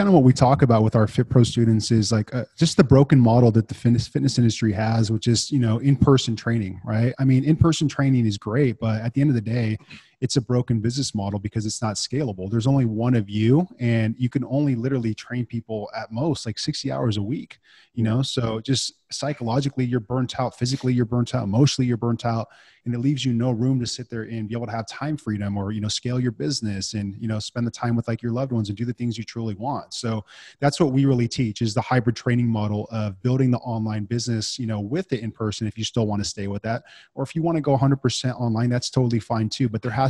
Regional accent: Santa Rosa, California, United States; born and raised in California. So right 45 minutes out of San Francisco. It's called Sonoma County, Santa Rosa, beautiful place.

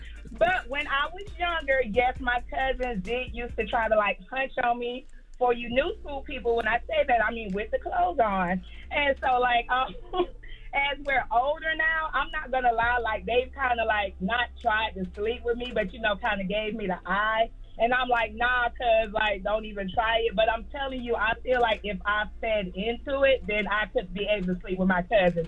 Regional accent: Florida, United States; now in Georgia, United States; Like, I'm from Florida, but I stay in Georgia, so, like...

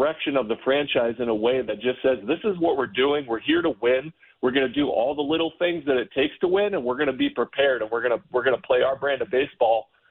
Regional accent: Ohio, United States; also born or lived in Tennessee; I was raised in Ohio

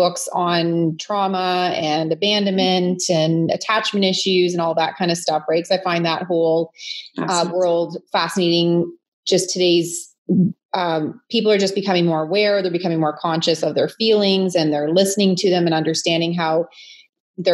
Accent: London, Ontario, Canada; moved away as an adult; now in Kitchener-Waterloo, Canada; originally I was, I'm from London, Ontario. But the last 21, 22 years, I found a home here in Kitchener-Waterloo

